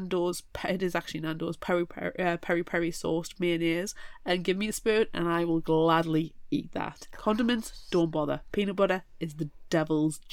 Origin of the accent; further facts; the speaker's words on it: United Kingdom; we're British